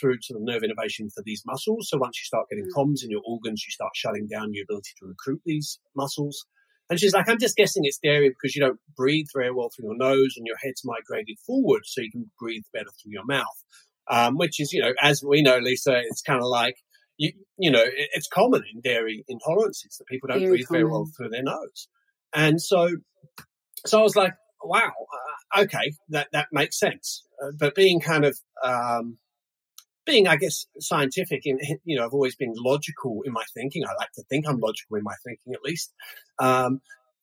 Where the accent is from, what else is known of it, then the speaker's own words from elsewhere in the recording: London, United Kingdom; also born or lived in United States; now in New Zealand; I'm originally from London